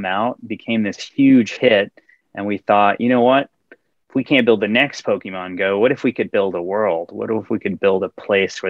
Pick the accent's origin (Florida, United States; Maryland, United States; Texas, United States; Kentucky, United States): Texas, United States; Houston; also born or lived in India / Illinois / Madrid / Paris; Grew up in Houston.